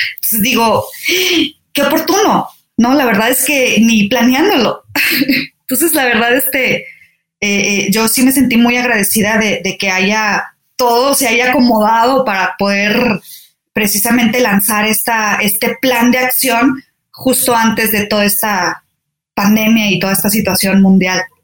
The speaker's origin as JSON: {"language": "Spanish", "town": "Saltillo", "region": "Coahuila", "country": "Mexico", "tie": "born or raised there", "also_born_or_lived": "Torreón, Coahuila / Mexico City / France", "moved": "as an adult", "said": "Nací en Torreón, Coahuila, pero crecí en Saltillo, Coahuila. Entonces soy norteña."}